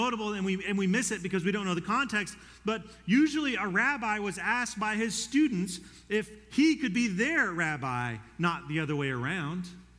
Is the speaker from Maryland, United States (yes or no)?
no; Colorado, United States; When I came here from Colorado, I was one of like three people that I knew at ACU.